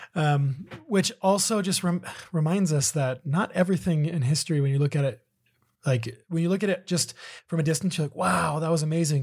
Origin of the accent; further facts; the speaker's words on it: Southern California, United States; we grew up in Southern California